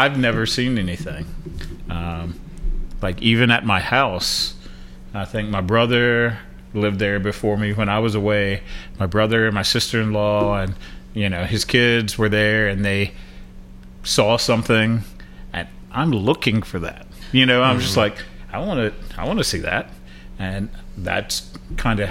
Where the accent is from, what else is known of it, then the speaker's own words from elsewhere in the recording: Lawrenceburg, United States; Growing up in Lawrenceburg